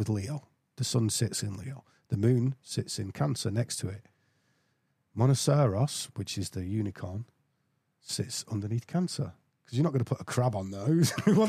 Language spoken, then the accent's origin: English; England, United Kingdom; I'm English